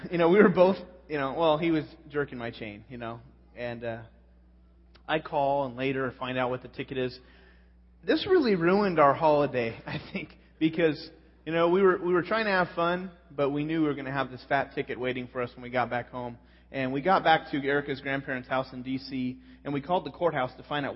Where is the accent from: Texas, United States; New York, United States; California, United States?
California, United States; I'm from California